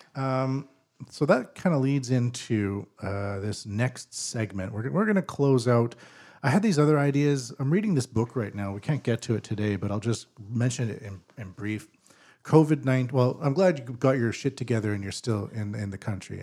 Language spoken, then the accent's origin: English; British Columbia, Canada; now in Japan; I'm from British Columbia, Canada